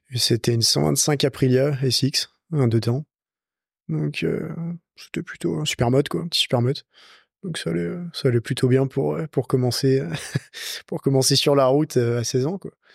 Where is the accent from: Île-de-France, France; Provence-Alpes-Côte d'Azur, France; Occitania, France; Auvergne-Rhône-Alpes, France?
Auvergne-Rhône-Alpes, France; Lyon; J'ai 27 ans, je vis à Lyon, je suis né à Lyon.